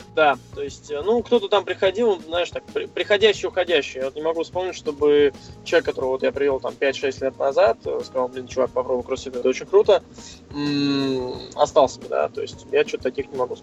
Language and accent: Russian; Moscow, Russia; Да, я из Москвы, мне 29 лет